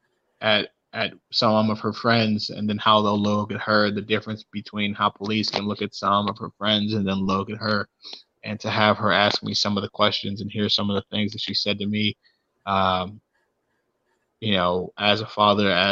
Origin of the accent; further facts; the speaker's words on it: Cleveland, Ohio, United States; growing up in Cleveland